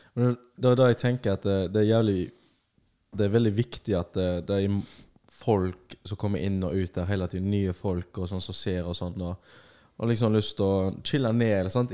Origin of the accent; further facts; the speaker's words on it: Bergen, Vestland, Norway; er fra Bergen